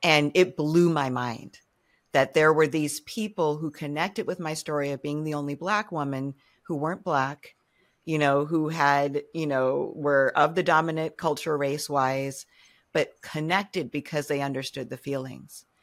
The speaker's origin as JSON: {"language": "English", "town": "Cambridge", "region": "Massachusetts", "country": "United States", "tie": "born or raised there", "said": "when I was growing up in Cambridge, Mass"}